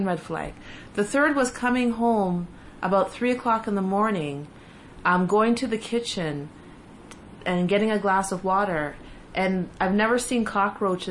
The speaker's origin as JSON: {"language": "English", "country": "Canada", "moved": "yes", "said": "as a Canadian"}